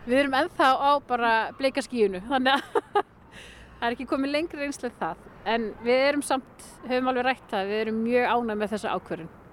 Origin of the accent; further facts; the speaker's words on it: Hrísey, Northeastern Region, Iceland; also born or lived in Akureyri / Raufarhöfn / Kópasker; svo verð ég uppalinn þar alveg fram eh, að framhaldsskóla aldrei.